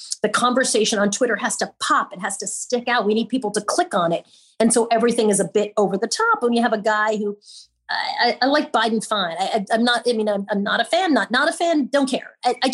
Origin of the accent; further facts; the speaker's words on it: Long Island, New York, United States; now in New York City, United States; I've been a New Yorker for my whole entire life, although I'm a Long Islander